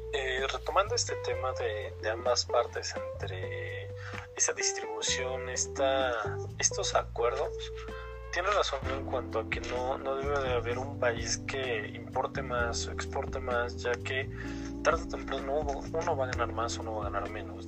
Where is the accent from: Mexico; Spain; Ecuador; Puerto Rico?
Mexico; yo como mexicano